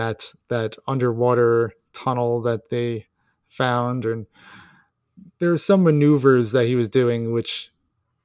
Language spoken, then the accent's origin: English; United States; I'm American